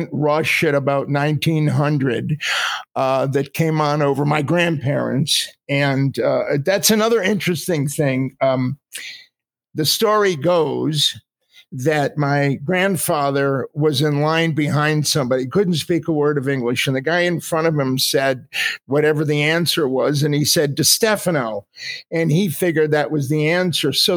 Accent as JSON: {"language": "English", "town": "Middletown", "region": "Connecticut", "country": "United States", "tie": "born or raised there", "said": "I was born in Middletown, Connecticut."}